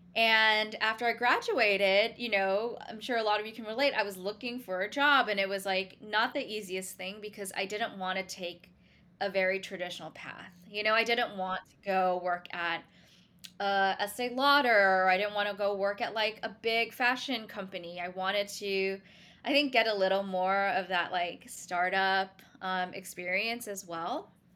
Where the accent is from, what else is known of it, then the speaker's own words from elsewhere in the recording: Singapore; now in New York City, United States; originally, I grew up in Singapore, s, but I consider myself a New Yorker now as well